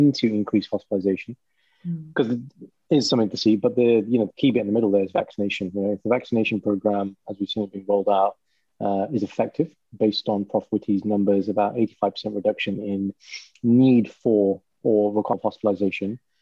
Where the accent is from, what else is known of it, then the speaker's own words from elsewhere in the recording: Walsall, Birmingham area, West Midlands, United Kingdom; if they say which part of Birmingham, then I say, oh, have you heard of Warsaw?